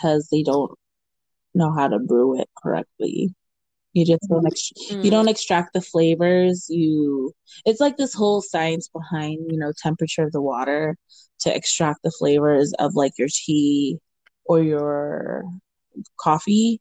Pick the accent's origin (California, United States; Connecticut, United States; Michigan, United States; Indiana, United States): California, United States; Oxnard; also born or lived in Camarillo; from Oxnard slash Camarillo from my hometown